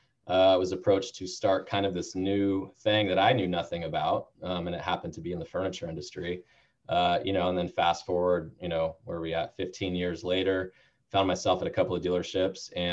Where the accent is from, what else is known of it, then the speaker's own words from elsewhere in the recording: Bay Area, California, United States; also born or lived in San Diego; I'm born and raised in the Bay Area